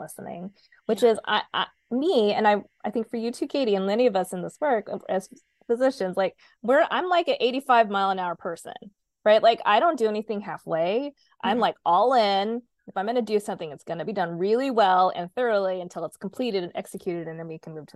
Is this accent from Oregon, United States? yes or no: yes; Oregon, United States; I grew up in Oregon